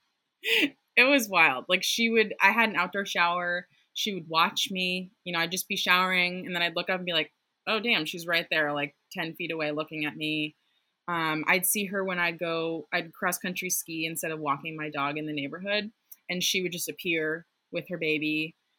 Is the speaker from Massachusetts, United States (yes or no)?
yes; outside Boston, Massachusetts, United States; the house I grew up in outside Boston